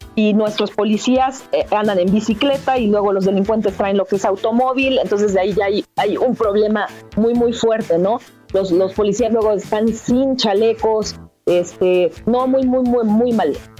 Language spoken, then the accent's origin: Spanish; Mexico; soy ciudadana mexicana